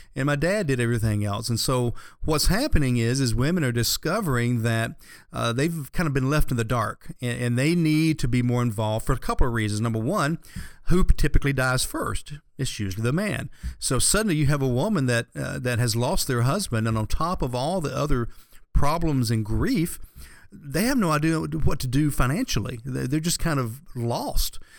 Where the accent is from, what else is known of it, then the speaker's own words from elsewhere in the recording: the South, United States; having grown up here in the South